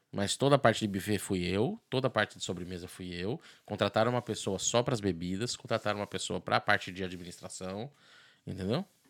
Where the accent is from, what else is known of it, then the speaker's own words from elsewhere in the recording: São Paulo, Brazil; moved away as an adult; also born or lived in Miami; now in Ireland; sou de São Paulo